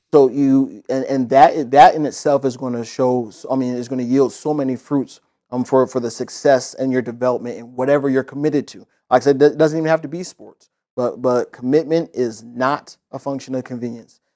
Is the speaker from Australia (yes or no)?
no; Indiana, United States; now in Florida, United States; growing up in Indiana, playing basketball